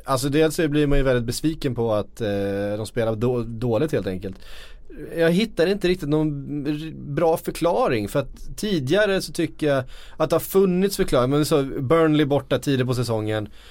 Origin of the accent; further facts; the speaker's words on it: Sweden; vi är svenskar